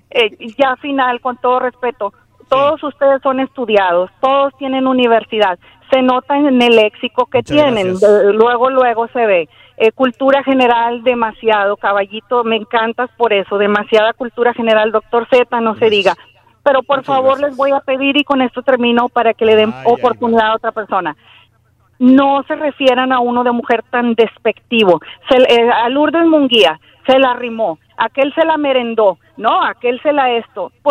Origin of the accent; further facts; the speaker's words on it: Mexico; nuestro México, yo como mexicana somos parte.